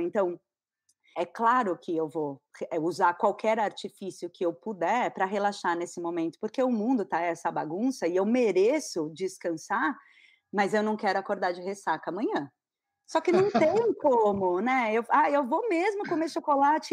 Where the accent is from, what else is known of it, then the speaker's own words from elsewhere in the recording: São Paulo, Brazil; now in Florianópolis, Brazil; eu sou paulista, mas eu moro em Floripa.